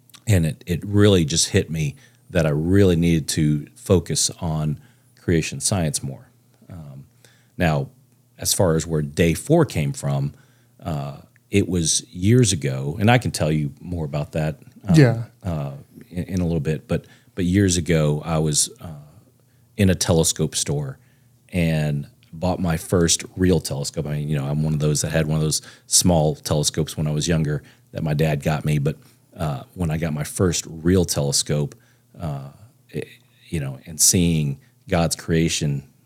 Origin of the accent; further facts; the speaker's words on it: Plano, Texas, United States; I was born and raised in Texas. I'm a true Texan, lived here most all my life with a short stint in Florida for a very short time when I was like three.